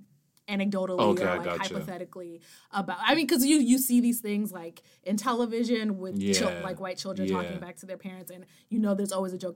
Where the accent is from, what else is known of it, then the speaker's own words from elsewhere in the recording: Yonkers, New York, United States; I grew up in Yonkers, New York. It's very Black.